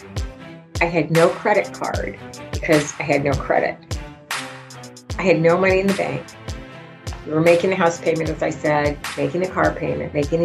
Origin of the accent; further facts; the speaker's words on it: Grosse Pointe, Michigan, United States; I grew up in Grosse Pointe, Michigan